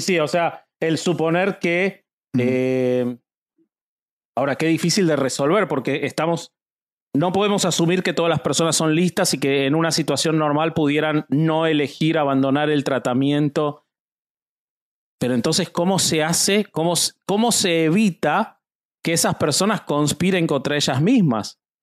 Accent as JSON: {"language": "Spanish", "country": "Argentina", "said": "yo soy argentino"}